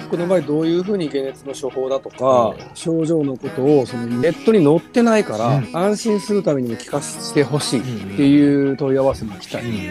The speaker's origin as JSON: {"language": "Japanese", "area": "Shikoku", "region": "Kagawa", "country": "Japan", "tie": "born or raised there", "said": "僕も四国の香川県出身"}